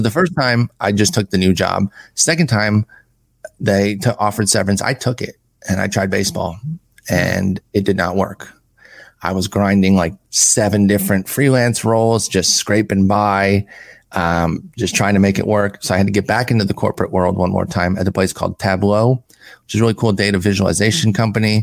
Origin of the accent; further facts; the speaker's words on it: Allen Park, Michigan, United States; moved away; also born or lived in Harlingen, Texas; Grew up in Allen Park, Michigan, which is actually on the map now because that's where the Lions train.